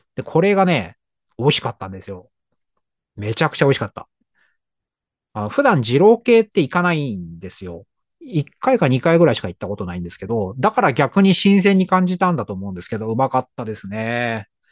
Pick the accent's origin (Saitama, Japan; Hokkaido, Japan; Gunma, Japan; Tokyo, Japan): Tokyo, Japan; 東京の高円寺という町が地元で、